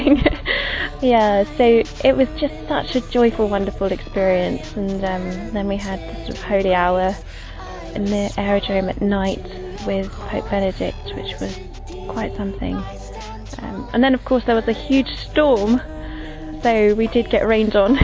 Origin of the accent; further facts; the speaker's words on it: London, United Kingdom; I'm 27. I'm from London